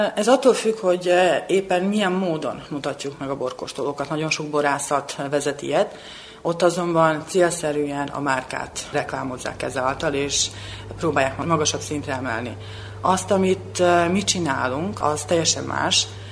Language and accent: Hungarian; Subotica, Vojvodina, Serbia; moved away as an adult; now in Belgrade, Serbia; szülővárosomhoz, Szabadkához